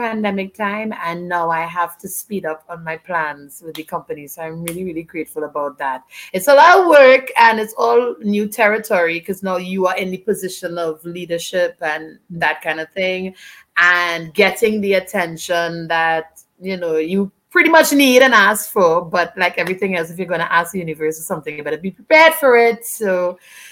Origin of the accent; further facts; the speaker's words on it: Trinidad & Tobago; from Trinidad and Tobago